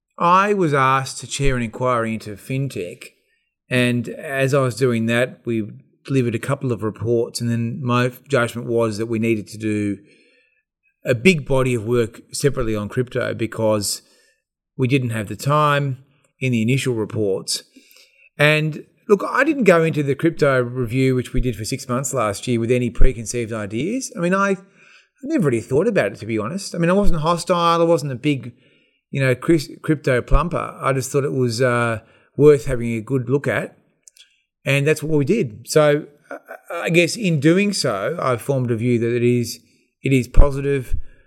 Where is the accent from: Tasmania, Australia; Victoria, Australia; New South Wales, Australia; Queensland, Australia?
Victoria, Australia; Northern; I grew up in northern Victoria